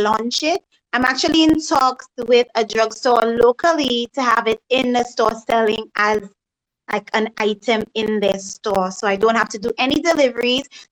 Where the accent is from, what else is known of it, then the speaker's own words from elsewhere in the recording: St. Lucia; also born or lived in Dennery, St. Lucia; I'm originally from Denry, but I grew up in Raisby, which is like in north of the island.